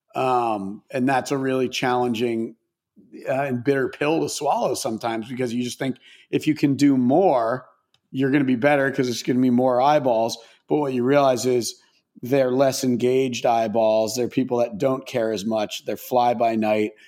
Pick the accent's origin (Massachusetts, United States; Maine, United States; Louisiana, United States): Maine, United States; moved away; I grew up in Maine, and like pretty pretty rural suburb, if you could even call it that, in Maine